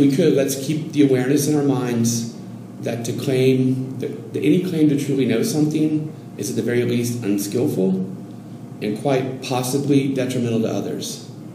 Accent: Oregon coast, United States; moved away as an adult; now in Mexico City, Mexico; I'm from the Oregon coast.

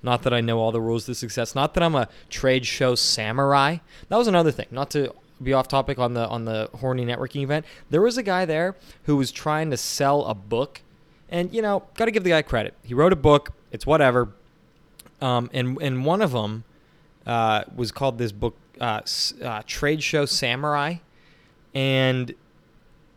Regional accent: New Castle, Pennsylvania, United States; we're from Newcastle, which is not really Pittsburgh. It's kind of north of Pittsburgh

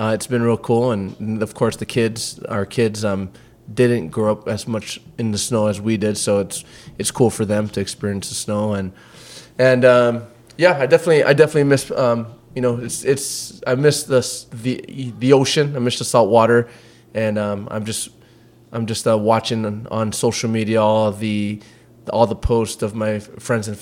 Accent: Waimea, Hawaii, United States; also born or lived in Los Angeles; now in Texas, United States; I grew up in Waimea on the Big Island of Hawaii.

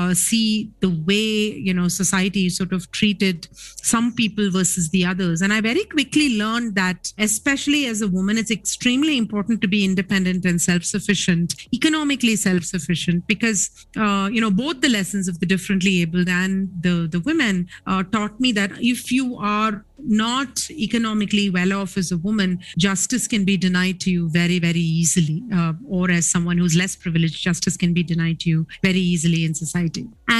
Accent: Chennai, Tamil Nadu, India; I grew up in Chennai

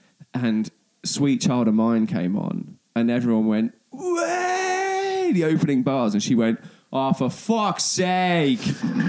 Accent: England, United Kingdom; no, no, no, we're English.

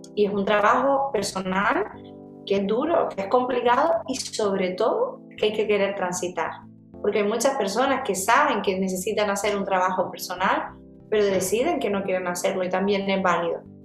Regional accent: Gran Canaria, Canary Islands, Spain; un sarantontón que le decimos en Canarias, yo soy de Gran Canaria

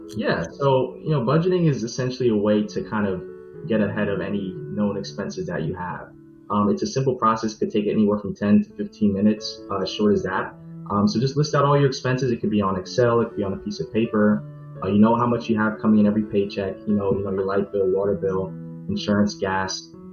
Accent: New York, United States; born and raised in New York, and I have a Caribbean uh, background as well.

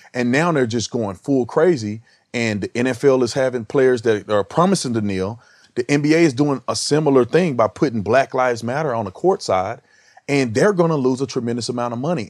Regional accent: Texas, United States; growing up in Texas

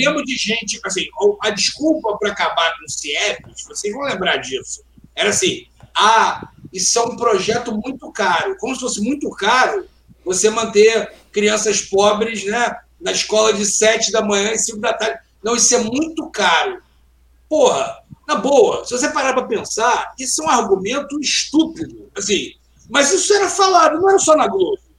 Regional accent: Rio de Janeiro, Brazil; eu, como carioca

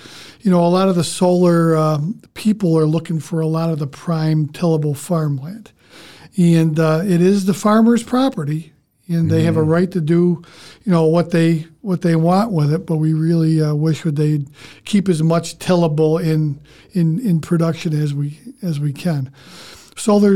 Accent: Sequoia, New York, United States; I grew up in Sequoia

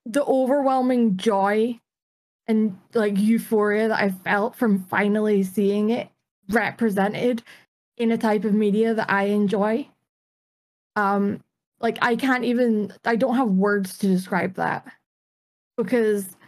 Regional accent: Dundee, Scotland, United Kingdom; I'm from Scotland. I'm from a town in Scotland, or a city in Scotland called Dundee

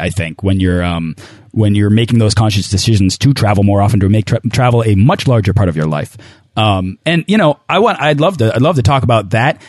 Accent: New England, United States; I'm also from New England

